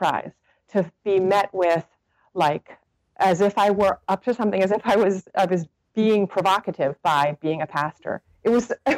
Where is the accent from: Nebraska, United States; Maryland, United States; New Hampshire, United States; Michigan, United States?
New Hampshire, United States; North Hampton; moved away as an adult; now in Monterey, United States; I was from Northampton, New Hampshire.